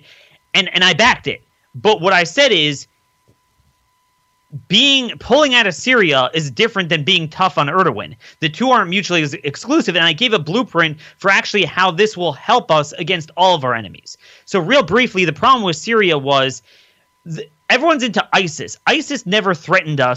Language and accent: English; Maryland, United States; my home state in Prince George's County, Maryland